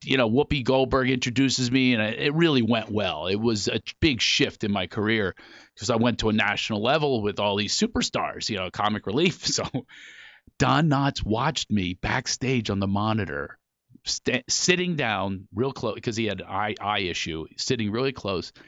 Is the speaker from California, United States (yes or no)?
no; Philadelphia, Pennsylvania, United States; I grew up in Philly.